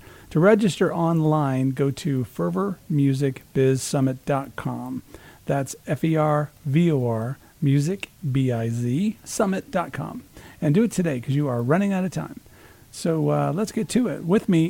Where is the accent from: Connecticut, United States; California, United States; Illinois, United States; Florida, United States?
Illinois, United States; moved away; I'm from Illinois originally.